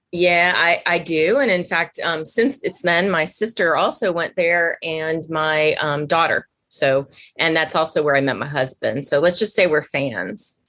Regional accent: Washington, District of Columbia, United States; moved away; growing up in Washington at the time

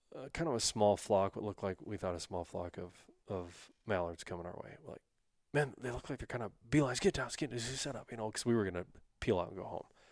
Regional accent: North Dakota, United States; I was raised in North Dakota

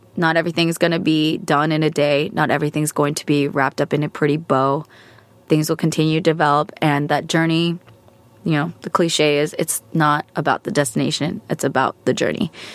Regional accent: United States; American, I'm Asian American, I'm Korean American

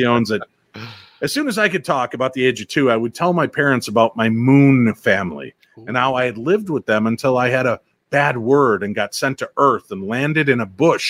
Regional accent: Germany; I grew up in Germany, and my dad's dad used to alert the city for incoming air raids.

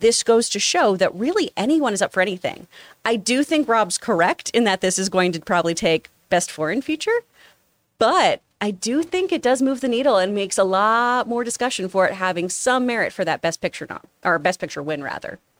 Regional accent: the South, United States; when I grew up in the South

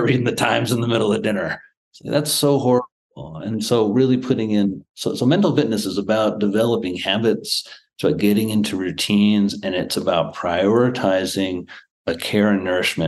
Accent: Midwest, United States; moved away as an adult; also born or lived in Manhattan; I grew up in the Midwest

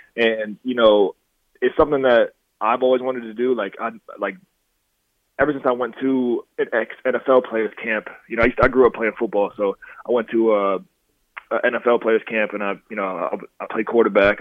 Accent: Dixon, United States; I grew up in Dixon. So Dixon is a real small town

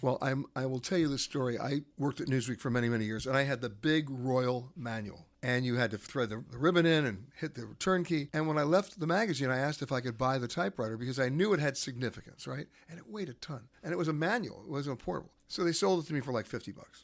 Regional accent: New York City, New York, United States; I grew up in Manhattan.

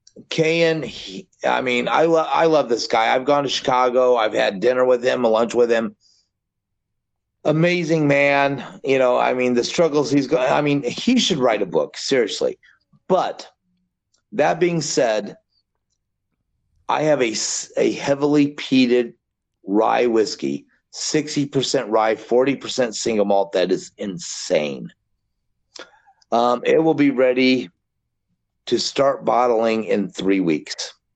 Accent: Scotland, United Kingdom; Well, don't forget I'm Scottish.

